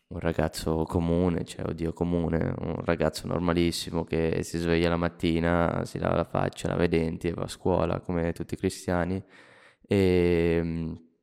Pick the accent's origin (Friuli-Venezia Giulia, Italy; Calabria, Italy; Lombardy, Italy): Lombardy, Italy; Milan; born there; nasco a Milano, mi muovo in una città famosa per Berlusconi, diciamo